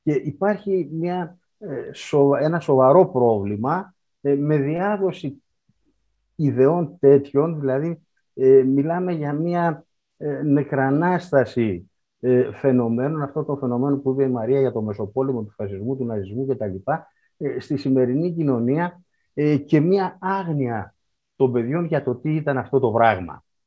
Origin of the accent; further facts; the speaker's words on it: Karditsa, Thessaly, Greece; η πατρίδα μου η Καρδίτσα